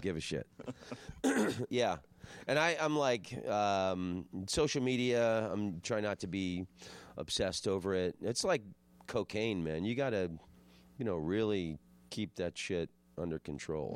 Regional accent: Florida, United States; I'm from Florida

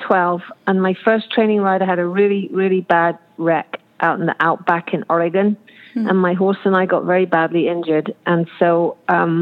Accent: Cornwall, South West England, United Kingdom; now in Auburn, United States; I come from Cornwall, England, where mainly it's ponies

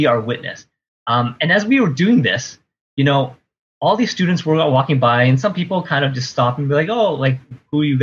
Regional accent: Ottawa, Ontario, Canada; moved away; I grew up in Ottawa. I'm in Ottawa right now visiting my parents.

